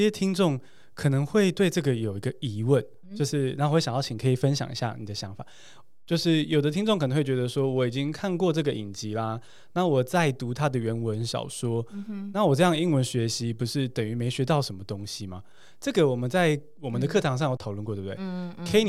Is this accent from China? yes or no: no; Taiwan; 然后还有就是我们台湾人写很冗长的句子，容易反而是呈现一个文法好像对